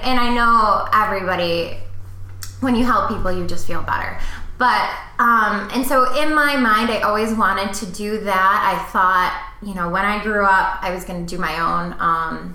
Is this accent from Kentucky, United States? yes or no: no; Saginaw, Michigan, United States; moved away as an adult; also born or lived in Chicago; back to Michigan, I moved into a smaller town where I grew up. I grew up and I was raised there